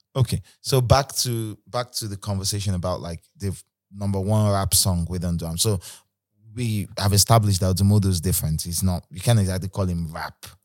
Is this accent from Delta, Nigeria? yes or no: no; Port Harcourt, Rivers State, Nigeria; moved away; I grew up in Port Harcourt